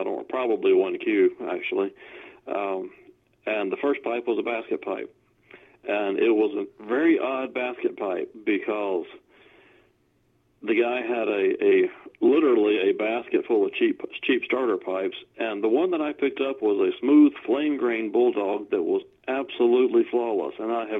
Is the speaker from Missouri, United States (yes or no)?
no; Welcome, North Carolina, United States; Welcome, North Carolina. And, yes, it really is named that.